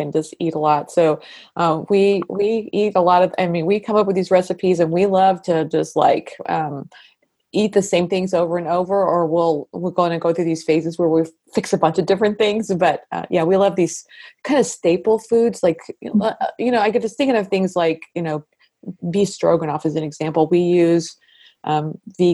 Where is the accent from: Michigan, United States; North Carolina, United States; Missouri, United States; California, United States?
Missouri, United States; I'm from Missouri. I've lived here all my life. I've lived in different parts of Missouri